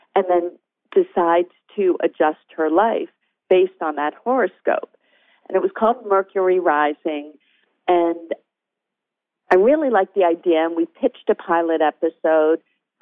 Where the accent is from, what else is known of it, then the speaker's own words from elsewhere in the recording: New England, United States; I grew up in New England, and I didn't know anyone who worked in Hollywood.